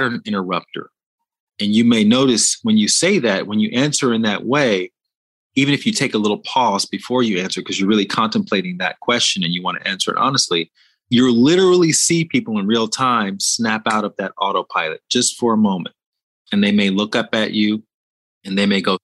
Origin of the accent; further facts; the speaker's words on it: Montgomery, Alabama, United States; I went to one of the biggest schools in my hometown, Montgomery, Alabama, Sidney Lanier High School